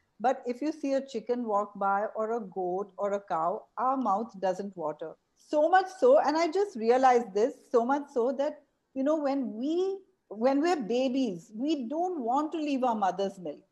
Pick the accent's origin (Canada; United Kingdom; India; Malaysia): India; Mumbai, Maharashtra; moved away as an adult; now in Auroville, India; I was a child growing up in Bombay